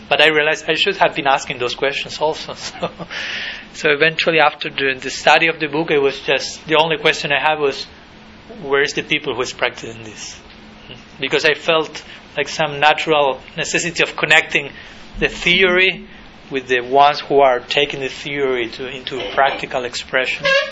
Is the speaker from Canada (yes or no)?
no; Argentina; I was born in 1980 in Argentina